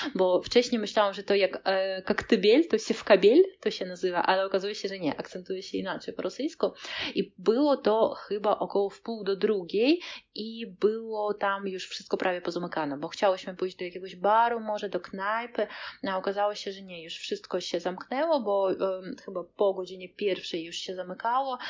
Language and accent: Polish; Kaliningrad, Kaliningrad Oblast, Russia; anklawa Rosji, czyli e, jesteśmy takim malutkim kawałeczkiem Rosji pomiędzy Polską a Litwą